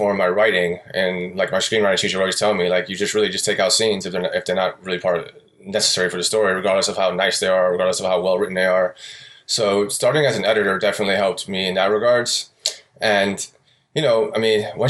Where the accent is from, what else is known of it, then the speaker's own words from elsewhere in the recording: New York City, New York, United States; moved away as an adult; now in Oakland, United States; I grew up in New York City, Astoria, Queens. I lived there about pretty much my whole life